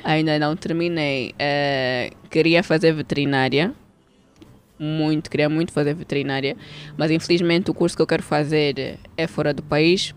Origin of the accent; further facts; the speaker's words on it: Barcelona, Catalonia, Spain; moved away as an adult; also born or lived in Portugal; now in Angola; eu nasci cá, mas eu cresci em Espanha